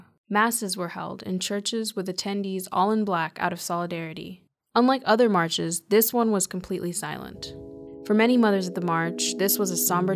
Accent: Kenya; now in United States; So I'm from Kenya originally. My parents moved to the U.S. to sort of get away

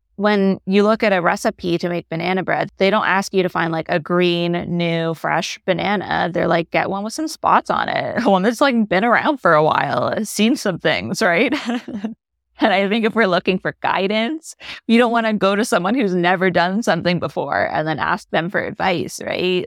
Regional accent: Canada; moved away; I'm Canadian.

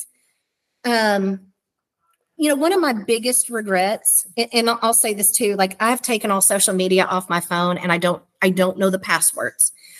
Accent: Morehead, Kentucky, United States; I grew up in Moorhead

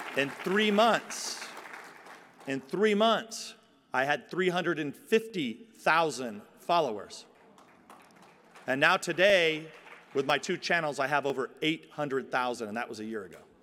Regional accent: San Joaquin Valley, California, United States; I come from the San Joaquin Valley

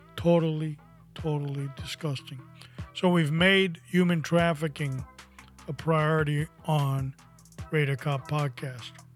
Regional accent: New York City, New York, United States; when I was 15 years old, growing up in New York City

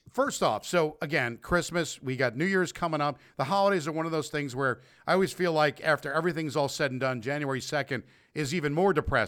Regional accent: North Bergen, New Jersey, United States; moved away; also born or lived in New York; my hometown of North Bergen, New Jersey.

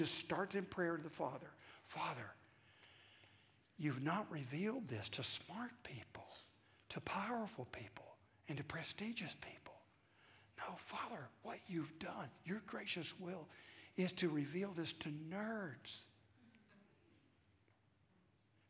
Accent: the South, United States; accent: southern; my southern accent

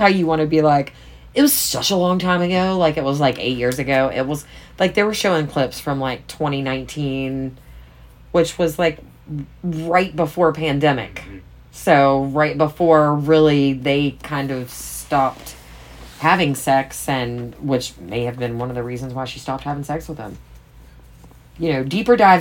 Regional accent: East Coast, United States; I'm from the East Coast

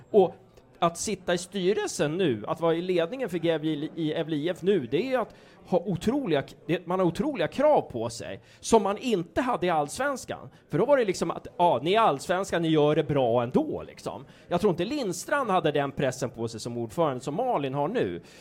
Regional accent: Uppsala, Uppsala County, Sweden; now in Gävle, Sweden; jag är uppväxt i Uppsala

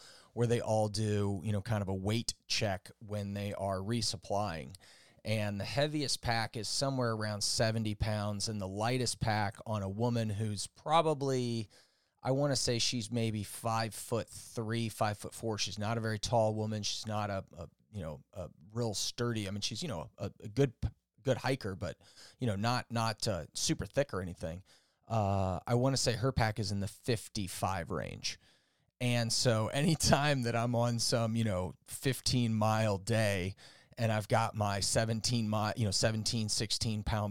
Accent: St. Louis, Missouri, United States; growing up in St. Louis

